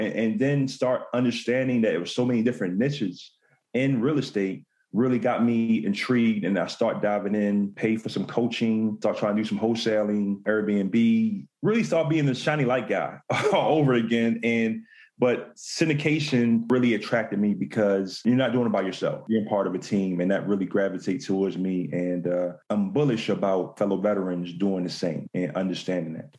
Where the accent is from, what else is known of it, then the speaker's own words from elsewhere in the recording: Baltimore, Maryland, United States; I'm from Baltimore, Maryland